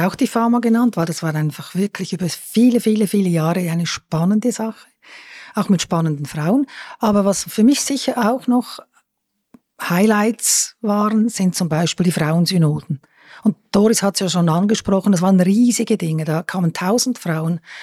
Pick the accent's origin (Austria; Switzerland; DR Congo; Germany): Switzerland; Lucerne; jetzt auch als Luzernerin